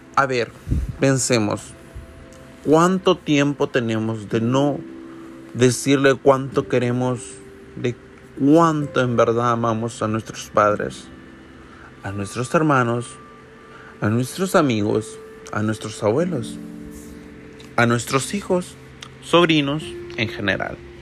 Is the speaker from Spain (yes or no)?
no; El Salvador; yo soy de El Salvador y en mi país, desde que yo tengo memoria, también se celebran estas posadas